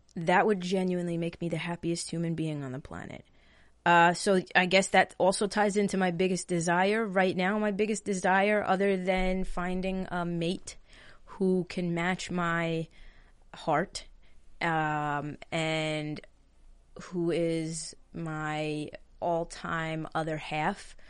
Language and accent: English; Long Island, New York, United States; I'm from New York, live on Long Island, lived in this house my entire life.